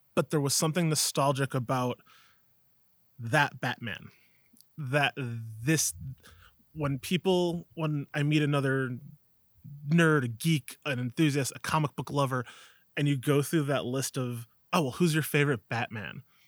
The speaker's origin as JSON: {"language": "English", "area": "Alma", "region": "New York", "country": "United States", "tie": "born or raised there", "also_born_or_lived": "Buffalo, New York", "said": "I grew up in Alma, New York, right here"}